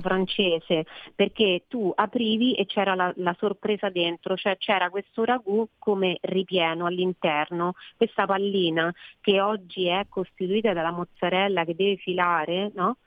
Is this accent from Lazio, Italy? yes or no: yes; Rome, Lazio, Italy; io sono romana